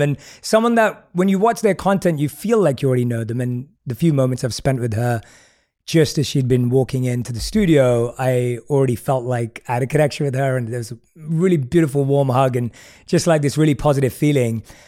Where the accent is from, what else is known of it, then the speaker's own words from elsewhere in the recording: London, United Kingdom; moved away as an adult; We're both born and raised in London.